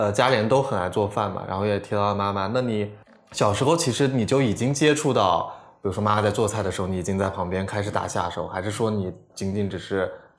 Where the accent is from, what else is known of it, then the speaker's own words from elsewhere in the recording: South China, China; 呃，北方人，或者说我其实对南方还是有一点，像我老家在南方嘛，我其实对南方是有一点印象